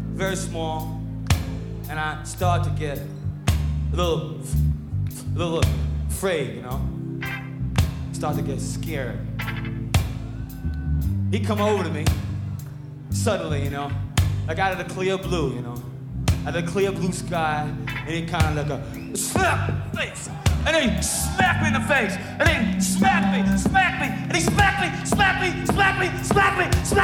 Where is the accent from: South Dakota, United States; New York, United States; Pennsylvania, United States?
New York, United States; Brooklyn; Now I come from Sheepshead Bay, Brooklyn, you know right here in New York City, you know. And I went to uh, public school 254, Board of Education school system.